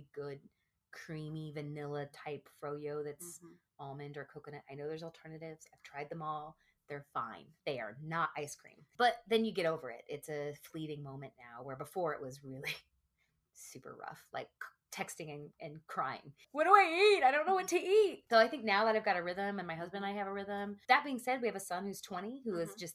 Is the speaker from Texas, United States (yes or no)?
yes; the South, Texas, United States; born and raised in the South, talking like Texas